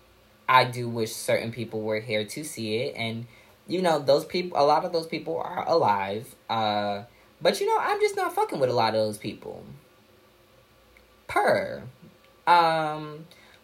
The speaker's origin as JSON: {"language": "English", "town": "New York City", "region": "New York", "country": "United States", "also_born_or_lived": "Purchase, New York", "said": "We're both from Park Slope"}